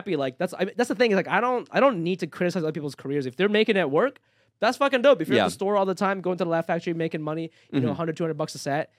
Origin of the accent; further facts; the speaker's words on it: Japan; also born or lived in Ohio, United States / New York, United States; now in Los Angeles, United States; I'm from Ohio. Well, I grew up in Japan, moved to Ohio, and then I was in New York for 13 years, and I moved here